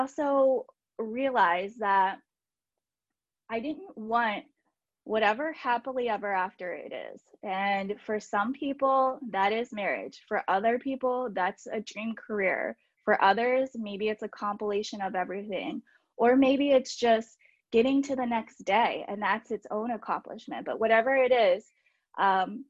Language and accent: English; United States; I am from the Baltimore, DC area